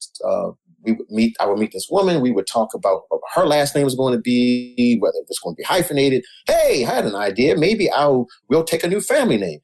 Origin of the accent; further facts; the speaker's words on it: Baltimore, Maryland, United States; I was born and reared in Baltimore, from what we would call very simple folks